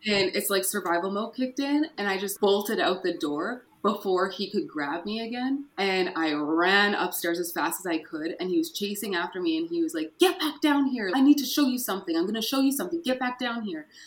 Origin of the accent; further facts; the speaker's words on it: Fort St. John, British Columbia, Canada; I was born in Fort St. John, BC, far north up in BC. My grandparents raised me until I was 12